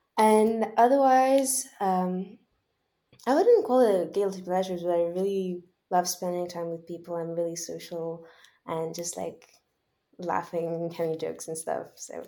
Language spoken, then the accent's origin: English; Switzerland; also born or lived in Ukraine; Even though I always also really liked Ukraine, my home country, it was really nice. And I think that growing up in Switzerland is really, I'm really lucky to be able to have that.